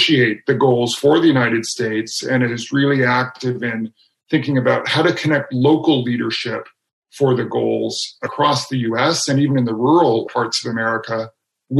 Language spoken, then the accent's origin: English; Canada; my home country of Canada